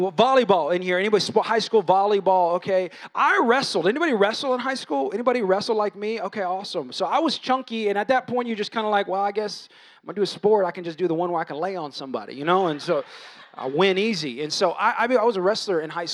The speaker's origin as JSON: {"language": "English", "country": "United States", "said": "I'm American"}